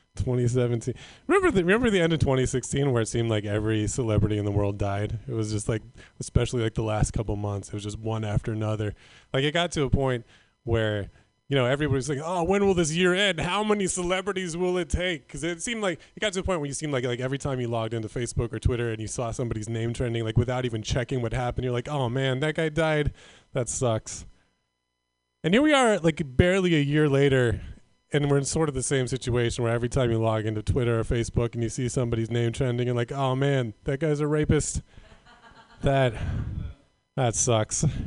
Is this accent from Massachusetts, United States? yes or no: no; Northern California, United States; I was raised in Northern California.